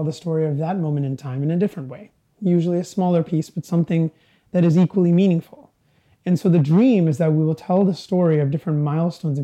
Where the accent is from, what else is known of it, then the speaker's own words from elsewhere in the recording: Vancouver, British Columbia, Canada; growing up in Canada, we didn't have many symbols or mementos of our history.